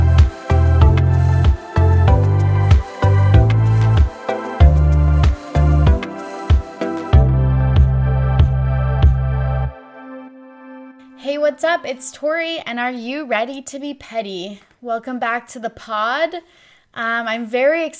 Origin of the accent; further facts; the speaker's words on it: Kamloops, British Columbia, Canada; we're both from Kamloops, British Columbia, Canada.